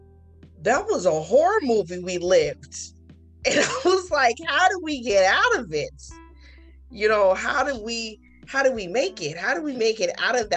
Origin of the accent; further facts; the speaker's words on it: United States; I am a born citizen of United States.